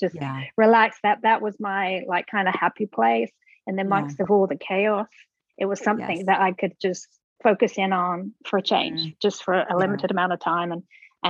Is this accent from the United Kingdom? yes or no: yes; England, United Kingdom; now in Birmingham, Alabama, United States; I'm originally from England, and I've lived here